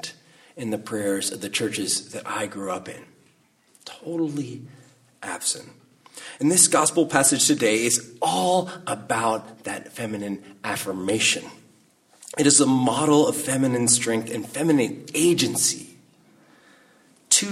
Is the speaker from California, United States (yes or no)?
yes; Salinas, California, United States; also born or lived in Carmel, California; the summer before I started seventh grade, my mom married my stepfather, and we moved from Salinas, California to Carmel